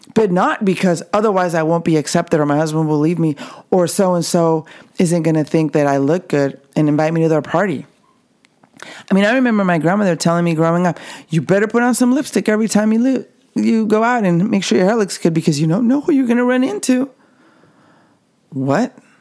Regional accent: Mexico; I can speak from my experience growing up in the Mexican culture. Even though I'm at the border

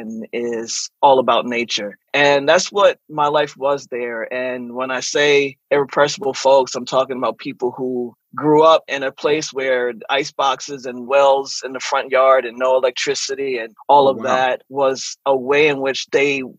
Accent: Eastern Shore of Maryland, United States; moved away; also born or lived in Washington, D.C. / New York; growing up on the Eastern Shore of Maryland was such an interesting life.

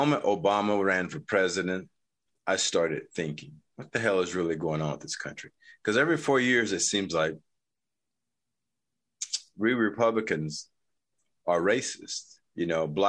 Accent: North Carolina, United States; now in Utah, United States; I'm actually from originally North Carolina

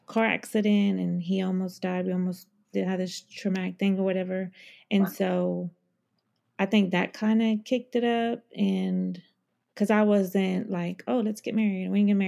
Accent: Texas, United States; I'm from Texas and I have 3 girls and I'm 35 years old

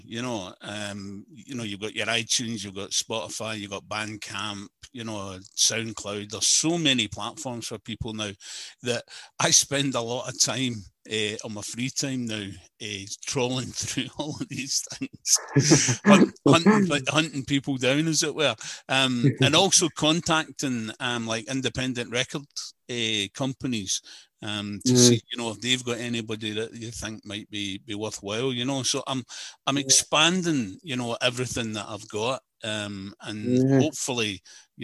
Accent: Glasgow, Scotland, United Kingdom; I grew up in Glasgow

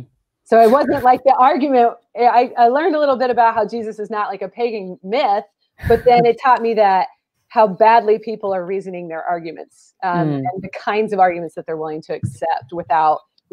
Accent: Pacific Northwest, United States; I'm from the Northwest, but I got saved in a Southern evangelical church

